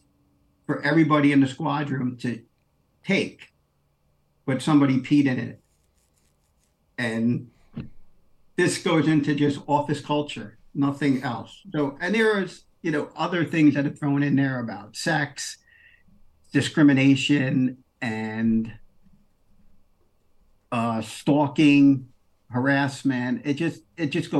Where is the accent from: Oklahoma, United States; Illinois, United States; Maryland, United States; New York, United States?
New York, United States; New York City; I'm originally from Queens